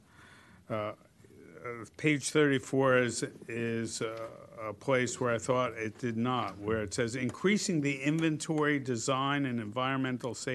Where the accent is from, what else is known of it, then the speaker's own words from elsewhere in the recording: New Jersey, United States; moved away; I am from New Jersey